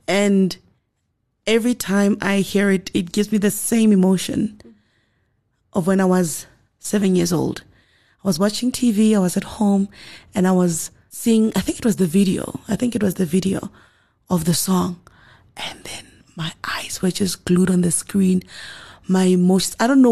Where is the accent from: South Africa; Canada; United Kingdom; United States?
South Africa; we went into studio as South African musicians